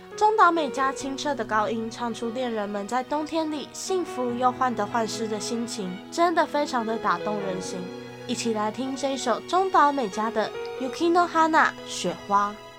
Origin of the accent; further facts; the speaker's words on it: Tamsui, New Taipei, Taiwan; 从小就住在淡水嘛，然后就是每一次寒流来都会看到新闻写说最低温就在淡水。而且呢，我国中、高中都是在淡江高中读的